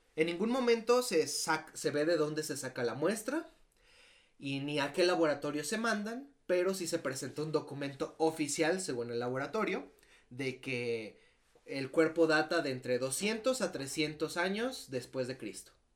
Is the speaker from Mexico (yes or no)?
yes; Mexico; nosotros como mexicanos estamos acostumbrados a ver eso